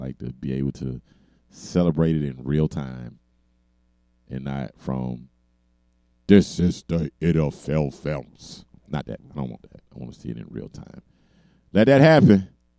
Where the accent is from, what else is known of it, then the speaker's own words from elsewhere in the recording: Miami, Florida, United States; I'm from Miami